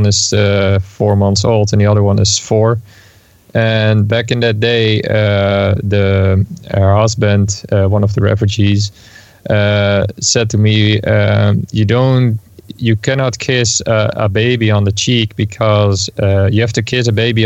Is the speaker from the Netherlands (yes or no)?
yes; Netherlands; I'm from the Netherlands.